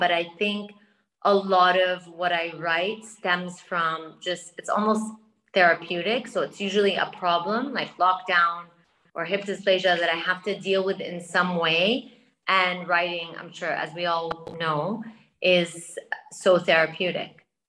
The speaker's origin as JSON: {"language": "English", "country": "Saudi Arabia", "tie": "born or raised there", "also_born_or_lived": "London / New York", "said": "Okay, so I'm Lebanese Palestinian. But I grew up in Saudi Arabia and London and New York. So really all over, spent summers in France, honestly, all over."}